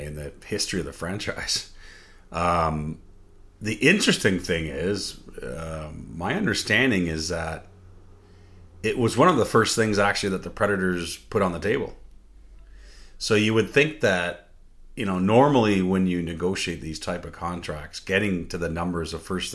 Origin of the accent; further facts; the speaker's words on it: Canada; as a Canadian